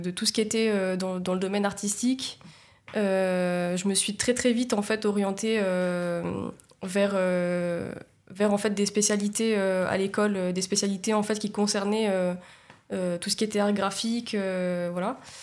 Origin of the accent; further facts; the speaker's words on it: Nice, Provence-Alpes-Côte d'Azur, France; also born or lived in Saint-Laurent-du-Var / Italy; moi en fait je suis née à Nice, j'ai grandi à Nice.